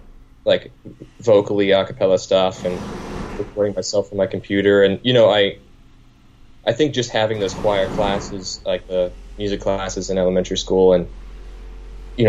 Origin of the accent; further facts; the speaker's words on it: Chillicothe, Ohio, United States; This is in Ohio, so I grew up in Ohio.